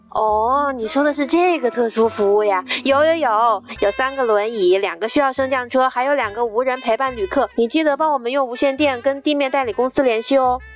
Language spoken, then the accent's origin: Chinese; Wuhan, Hubei, China; accent: Wuhan-accented Mandarin; 你们总是说我的普通话带着浓浓的武汉味